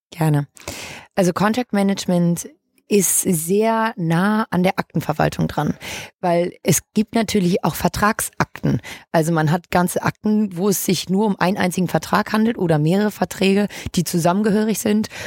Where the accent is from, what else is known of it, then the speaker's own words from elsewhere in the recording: Hamburg, Germany; Ich bin 25, gebürtige Hamburgerin